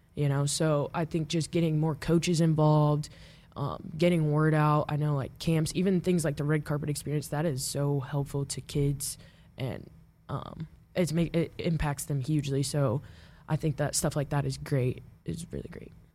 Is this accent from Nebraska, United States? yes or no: yes; Omaha, Nebraska, United States; also born or lived in Papillion, Nebraska; I grew up in Omaha